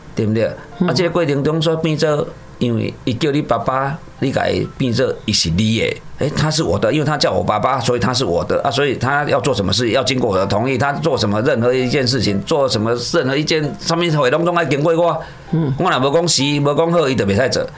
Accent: Taiwan; 我们台湾人

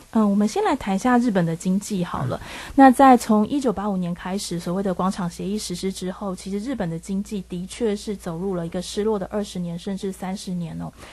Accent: Taiwan; 我们台湾人

